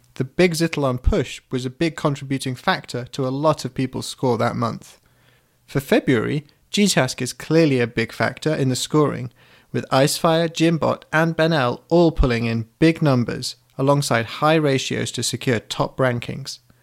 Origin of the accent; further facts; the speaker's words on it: United Kingdom; I'm British